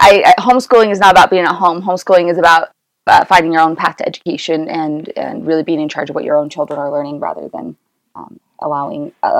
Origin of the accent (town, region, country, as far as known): Pleasant Grove, Utah, United States; born or raised there; also born or lived in American Fork, Utah / Orem, Utah